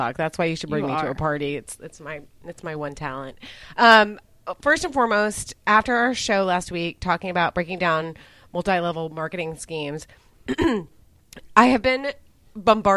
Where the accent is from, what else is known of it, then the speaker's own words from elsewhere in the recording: San Fernando Valley, California, United States; accent: Valley Girl; now in Austin, United States; my accent is not a Texas accent. It is a Valley Girl with a cold.